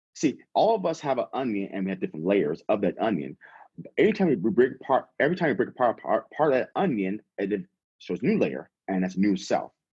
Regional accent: San Diego, California, United States; also born or lived in Las Vegas / Silicon Valley; I'm born and raised in California. I'm from San Diego originally

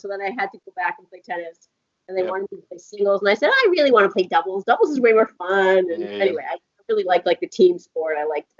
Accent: Auburn, Maine, United States; So, born and raised in Auburn, Maine.

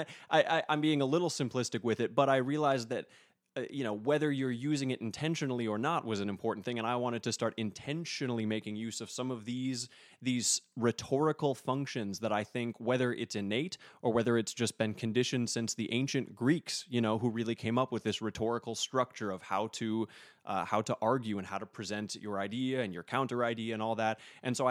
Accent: Minot, North Dakota, United States; Yes, it is Minot, North Dakota.

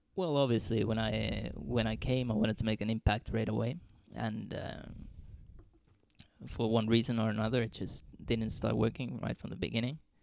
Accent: Finland; moved away as an adult; also born or lived in Trondheim, Norway / Dundee, Scotland; now in Skien, Norway

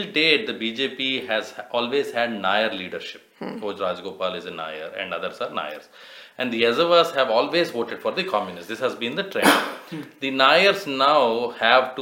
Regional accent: South India, India; growing up in South India

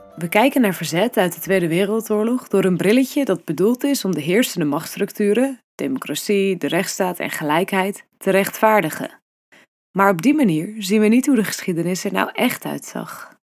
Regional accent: Netherlands; wie wij zijn als Nederlanders

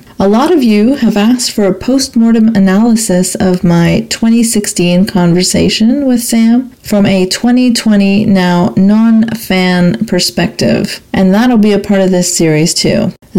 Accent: Saudi Arabia; now in Canada; I'm an immigrant to Canada of Pakistani background, but I grew up in Saudi Arabia.

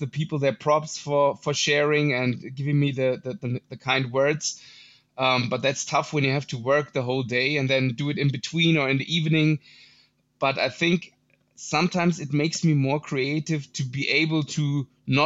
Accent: Munich, Bavaria, Germany; I'm also from Germany, from Munich, Germany, which is not a boom bap hotspot.

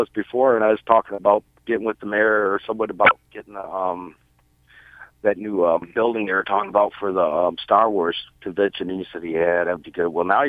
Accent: Detroit, Michigan, United States; now in Marysville, United States; I'm up here in Marysville. I'm from Corktown.

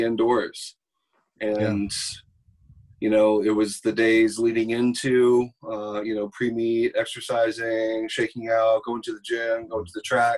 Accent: Modesto, California, United States; I grew up in Modesto, California

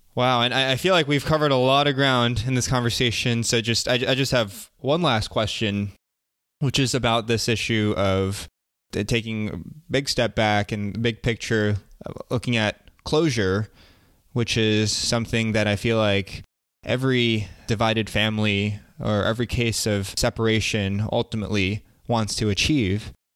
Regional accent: United States; I'm Korean American

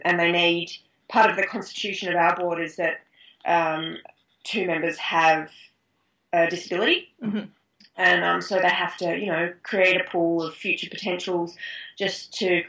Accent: Australia; I guess I'm lucky with one of my main rivals being another Australian.

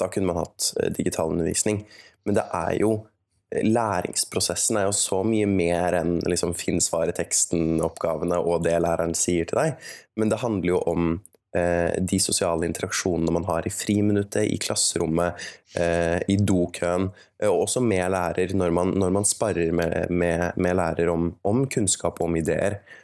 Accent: Oslo, Norway; Jeg kommer fra Oslo, og jeg gikk på Oslo katedralskole

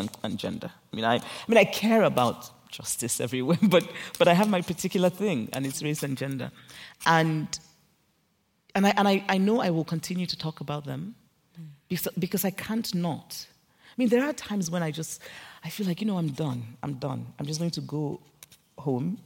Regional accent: Nigeria; I grew up in Nigeria

